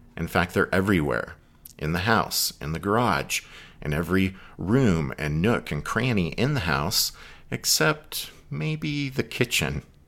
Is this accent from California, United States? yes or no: no; Pennsylvania, United States; I'm from Pennsylvania